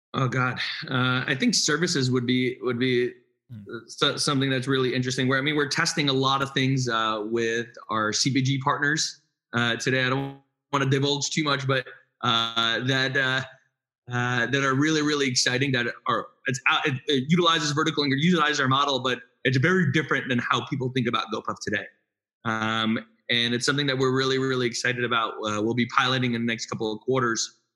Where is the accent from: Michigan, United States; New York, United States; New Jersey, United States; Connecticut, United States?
New York, United States; New York City; moved away; also born or lived in North Jersey; I grew up in Brooklyn